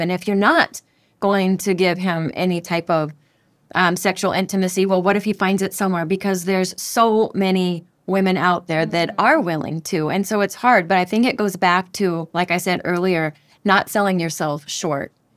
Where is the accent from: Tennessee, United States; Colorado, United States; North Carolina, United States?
Colorado, United States; Denver; moved away as an adult; now in Panama; I'm from Denver, Colorado